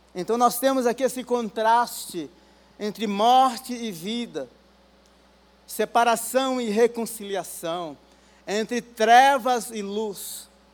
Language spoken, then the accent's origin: Portuguese; Guarulhos, São Paulo, Brazil; eu sou de Guarulhos